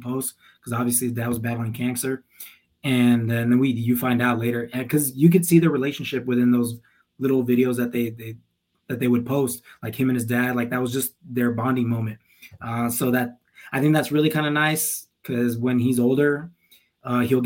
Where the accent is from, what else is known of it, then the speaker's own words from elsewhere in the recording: El Paso, Texas, United States; moved away; also born or lived in Tempe, Arizona; where we grew up as in El Paso, it was mainly Hispanics.